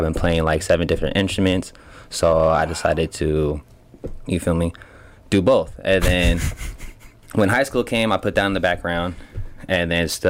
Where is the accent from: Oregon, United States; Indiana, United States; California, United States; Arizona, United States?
Oregon, United States; Portland; born there; also born or lived in West Coast; I was born in Portland, Oregon. You feel me? And then I went into the foster care system early, and pretty much grew up and down the West Coast.